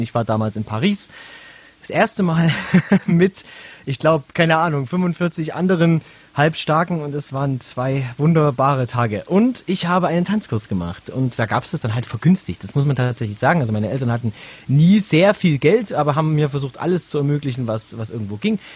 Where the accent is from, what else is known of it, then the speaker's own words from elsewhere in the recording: Saxony, Germany; moved away; also born or lived in Bavaria; Ich komme ursprünglich aus Sachsen